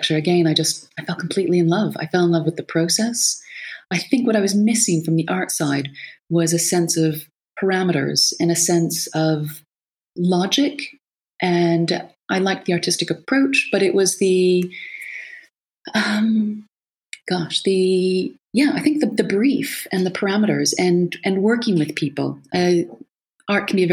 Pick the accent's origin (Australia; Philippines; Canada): Canada; also born or lived in Lisbon, Portugal; coming from a very sort of suburban background from Canada, wide open spaces